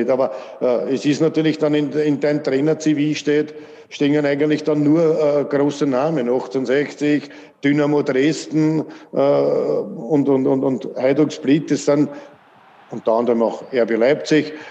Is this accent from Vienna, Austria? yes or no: yes; Vienna, Austria; dass FAC mein Heimatverein ist, wo ich aufgewachsen bin, von klein auf bis in die erste Mannschaft und aus Floridsdorf komme